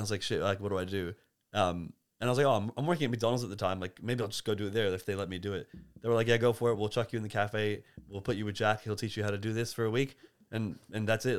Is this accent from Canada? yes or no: yes; Canada; now in Melbourne, Australia; I was born in Canada